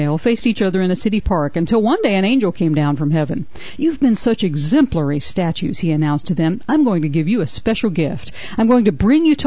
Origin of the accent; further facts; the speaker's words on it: the South, United States; also born or lived in Atlanta; Growing up in the South